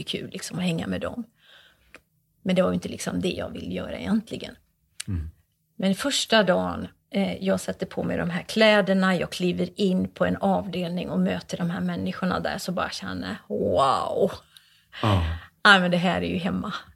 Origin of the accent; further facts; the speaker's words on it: Borås, Västra Götaland, Sweden; Borås är ju min hemstad